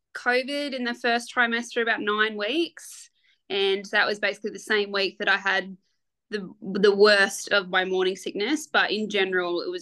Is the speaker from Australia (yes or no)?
yes; Australia; also born or lived in New South Wales coast; now in Dubbo, Australia; I grew up in the country myself